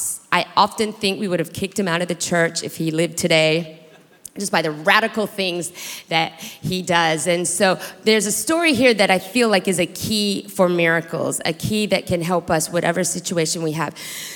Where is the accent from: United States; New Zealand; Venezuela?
New Zealand; born there; So I was born in New Zealand to a father who's Australian, grew up in the Philippines in a Chinese compound, going to an American school.